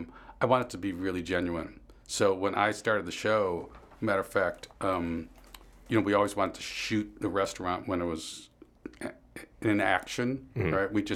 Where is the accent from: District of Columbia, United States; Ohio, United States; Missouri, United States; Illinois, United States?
Illinois, United States; Chicago; I grew up in Lakeview